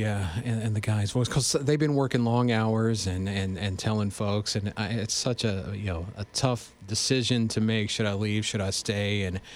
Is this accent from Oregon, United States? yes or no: no; West Virginia, United States; moved away; my home state of West Virginia.